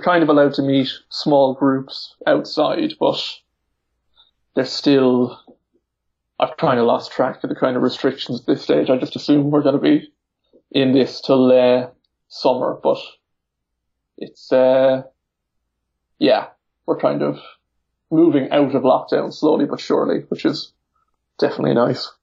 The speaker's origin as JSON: {"language": "English", "country": "Ireland", "said": "I'm from Ireland"}